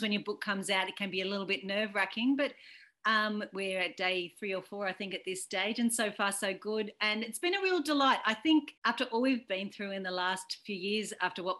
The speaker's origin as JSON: {"language": "English", "country": "Australia", "said": "I'm an Irish Australian"}